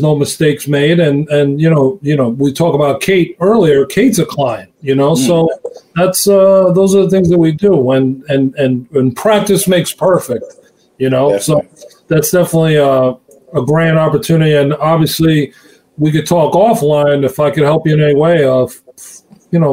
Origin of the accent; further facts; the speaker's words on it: Long Island, New York, United States; here in Long Island, where I'm from.